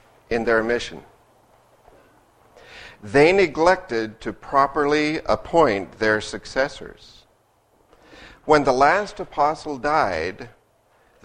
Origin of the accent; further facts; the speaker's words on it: Utah, United States; I was born and raised in Utah, the oldest of two children